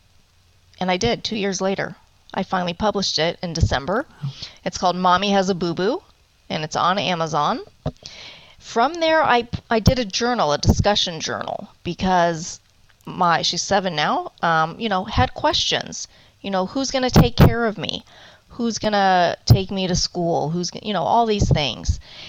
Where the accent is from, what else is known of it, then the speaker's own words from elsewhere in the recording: Cleveland, Ohio, United States; now in Arizona, United States; I am originally from Cleveland, Ohio, and I've been in Arizona for 21 years now.